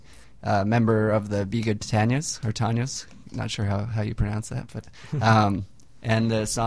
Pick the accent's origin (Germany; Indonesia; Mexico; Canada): Canada; Prince George, British Columbia; I grew up in Prince George, BC, Northern BC.